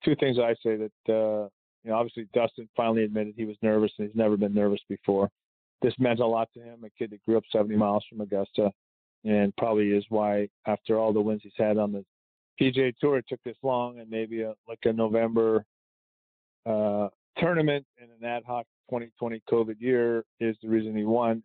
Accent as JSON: {"language": "English", "country": "Canada", "said": "I'm Canadian."}